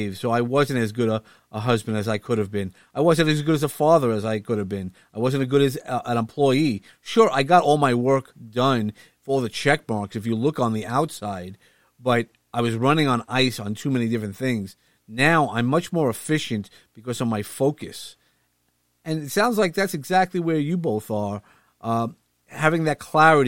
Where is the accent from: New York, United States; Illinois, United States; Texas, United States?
New York, United States; New York City; I'm from Brooklyn